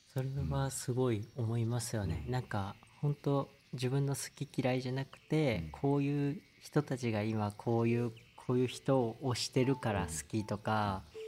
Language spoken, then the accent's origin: Japanese; Osaka, Japan; now in Tokyo, Japan; 僕大阪出身